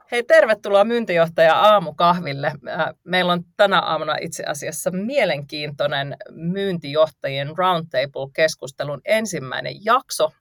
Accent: North Karelia, Finland; mä oon kotoisin tuolta Pohjois-Karjalasta

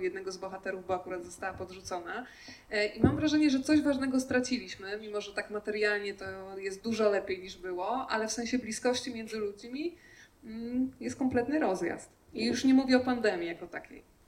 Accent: Podkarpacie, Subcarpathian Voivodeship, Poland; Ja akurat jestem z Podkarpacia

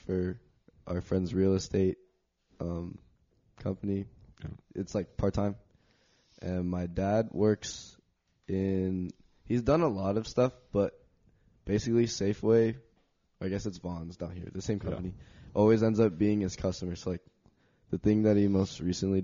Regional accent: Gilroy, California, United States; I am from Gilroy, California

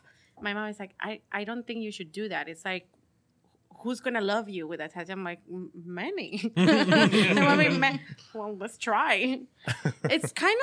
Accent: Colombia; moved away; when we grew up in Colombia

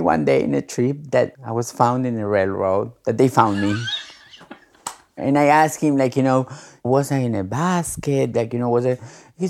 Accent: Argentina; now in Queens, United States; I am a transgender woman. I live in Queens, but I am originally from Argentina.

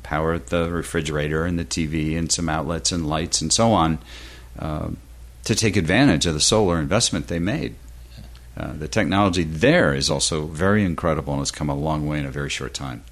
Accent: Western New York, United States; now in Florida, United States; back in the homestead uh, in Western New York

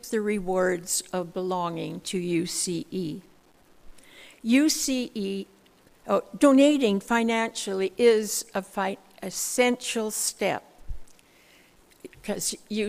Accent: Saskatoon, Saskatchewan, Canada; I was born and raised in Saskatoon

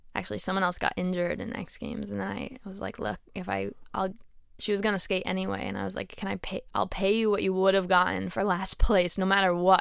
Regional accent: Connecticut, United States; moved away; also born or lived in Boston; where I grew up in Connecticut

